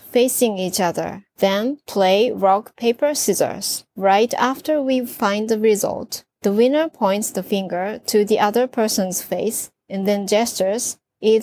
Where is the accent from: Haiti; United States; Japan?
Japan; I'm from Japan.